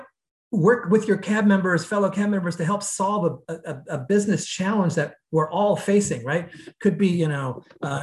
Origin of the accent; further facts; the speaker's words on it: United States; being an American, most of the companies I've been with have been very US, North America focused